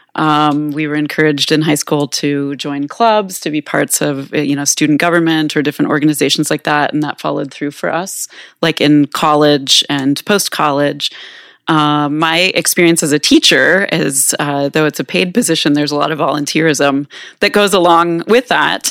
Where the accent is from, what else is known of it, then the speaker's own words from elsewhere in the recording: Manhattan, Kansas, United States; moved away as an adult; now in Minneapolis, United States; I grew up here in Manhattan